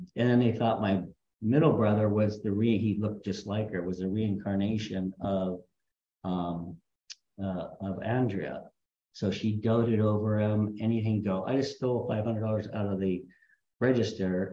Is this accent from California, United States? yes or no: yes; Huntington Beach, California, United States; also born or lived in Castro Valley, California / Berkeley, California / Los Angeles, California / St. Louis, Missouri; now in Redondo Beach, United States; I grew up in Huntington Beach